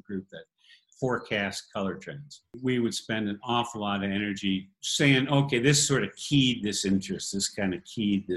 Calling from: Ajijic, Jalisco, Mexico; We're calling you from Ajijic, Mexico. Just south of Guadalajara in the state of Jalisco.

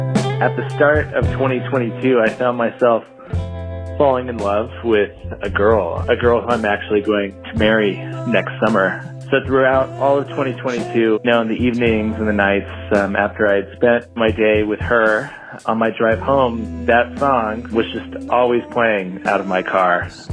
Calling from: Utah, United States; Hey, Hanif … calling you from Utah

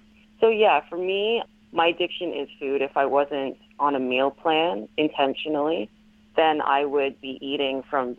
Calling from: Ontario, Canada

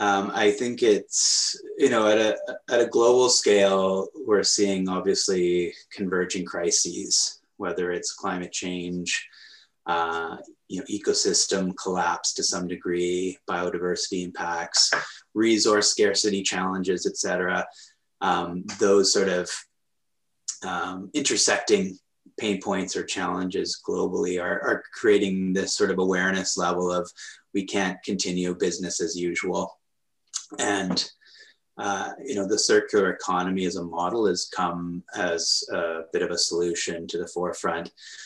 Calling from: Victoria, British Columbia, Canada; I am sitting in my home looking out at the sunshine here in Victoria, British Columbia, in the west coast of Canada.

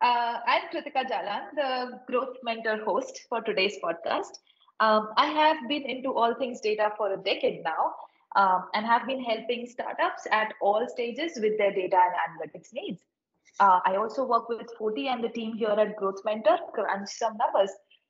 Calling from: India; Where are you speaking from? I'm speaking from India.

